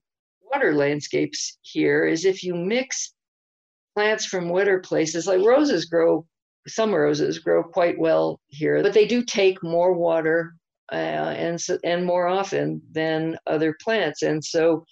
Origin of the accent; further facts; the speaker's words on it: the East, United States; now in Albuquerque, United States; me growing up in the East